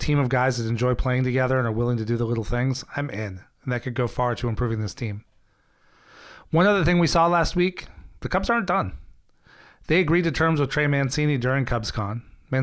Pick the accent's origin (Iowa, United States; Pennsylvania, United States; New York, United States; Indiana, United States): Iowa, United States; We grew up together in Iowa.